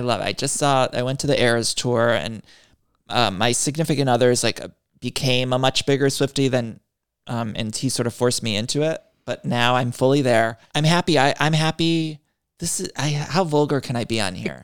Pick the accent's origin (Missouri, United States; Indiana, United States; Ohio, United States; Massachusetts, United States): Ohio, United States; Northeast; I'm from Northeast Ohio